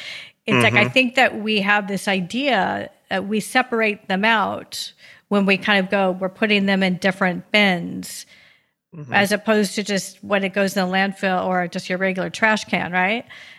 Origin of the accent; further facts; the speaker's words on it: Seattle, Washington, United States; I come from Seattle